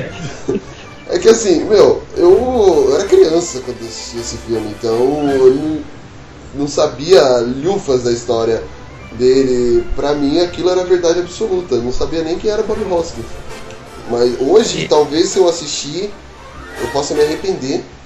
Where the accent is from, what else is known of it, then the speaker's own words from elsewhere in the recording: Rio de Janeiro, Brazil; eu sou carioca, dou aula de matemática no cursinho